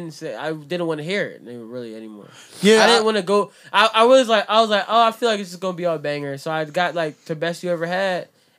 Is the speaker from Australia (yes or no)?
no; Jamaica; But I like … because I'm Jamaican.